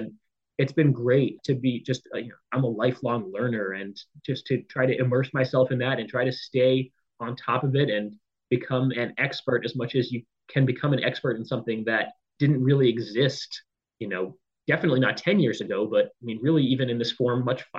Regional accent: San Diego, California, United States; So I grew up in San Diego, California.

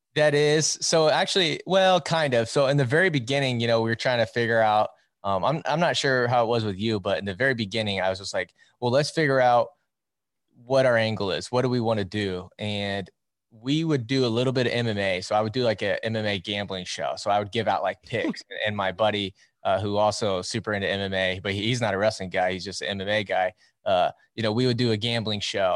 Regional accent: Iowa, United States; I'm from Iowa, and as you know, and most people know, it's wrestling country around here. Um, I grew up around the sport

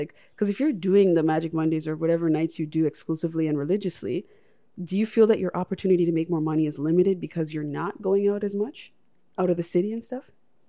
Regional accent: Toronto, Ontario, Canada; because we are from the Toronto scene

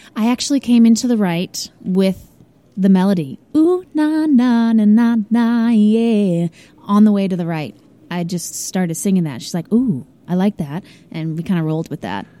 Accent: St. Louis, Missouri, United States; moved away as an adult; also born or lived in Columbia, Missouri; now in Nashville, United States; I'm originally from St. Louis, Missouri

